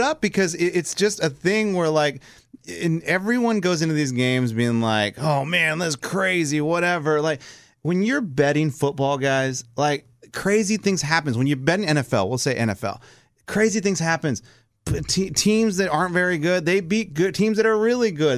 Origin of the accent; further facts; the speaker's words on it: South Texas, United States; I am Mexican. I am from South Texas. I grew up in a Cowboys household